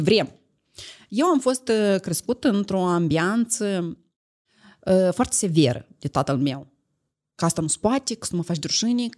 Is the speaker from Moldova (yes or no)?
yes; Moldova; eu sunt din Moldova